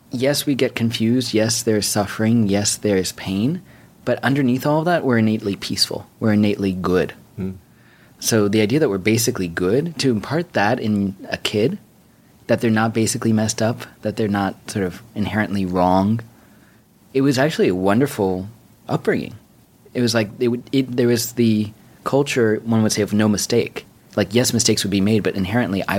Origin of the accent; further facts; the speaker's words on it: New York City, New York, United States; I grew up on 86 between Park and Lex here in New York City